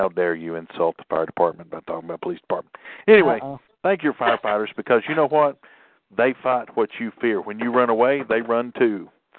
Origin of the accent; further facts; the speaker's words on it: Southern United States, United States; I'm American by birth and Southern by the grace of God.